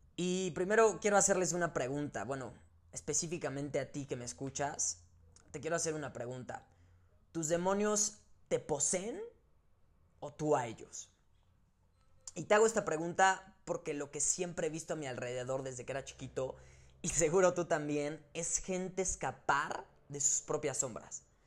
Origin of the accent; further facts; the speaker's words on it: Mexico; como mexicanos y latinos